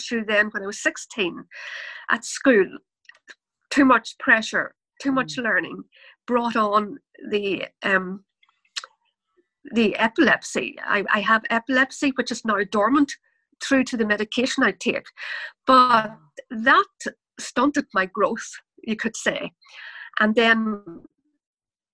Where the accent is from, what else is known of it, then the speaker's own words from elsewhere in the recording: Ireland; I'm from Ireland, and that probably comes across in my accent, in my dialogue, the way I speak